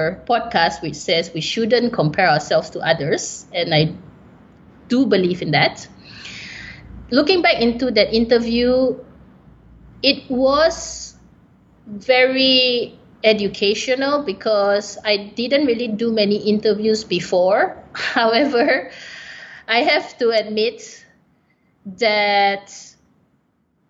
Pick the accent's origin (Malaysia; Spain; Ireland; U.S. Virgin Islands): Malaysia; I'm a Malaysian